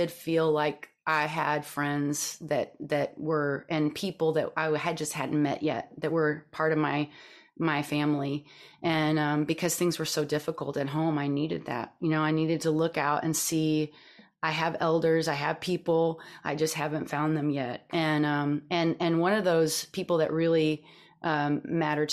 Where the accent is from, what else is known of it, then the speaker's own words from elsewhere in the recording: Texas, United States; I grew up in Texas. I grew up in a small town in Texas